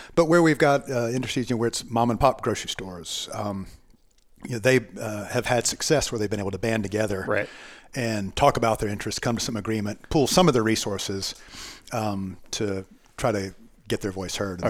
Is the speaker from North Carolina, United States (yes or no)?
yes; Charlotte, North Carolina, United States; I was born and raised in Charlotte